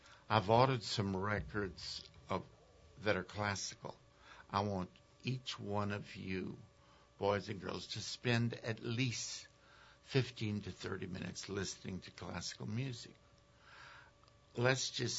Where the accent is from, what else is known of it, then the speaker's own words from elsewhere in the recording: Mamou, Louisiana, United States; moved away; my early teachers growing up in Mamou